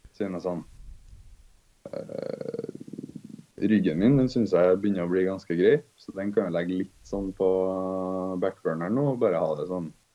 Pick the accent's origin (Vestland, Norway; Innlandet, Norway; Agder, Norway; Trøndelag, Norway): Trøndelag, Norway; Trondheim; Jeg kommer fra Trondheim.